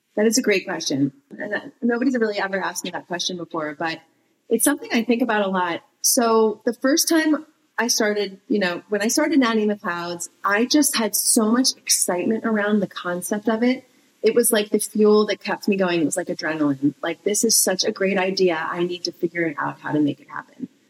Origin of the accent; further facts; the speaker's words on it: East Coast, United States; moved away as an adult; also born or lived in Southern California; I grew up on the East Coast, but I lived in Cal- moved to California when after I met my husband.